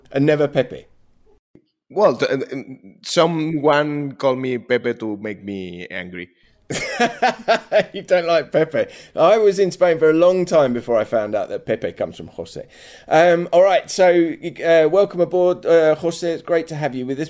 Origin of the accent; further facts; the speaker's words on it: England, United Kingdom; accent: English; my English accent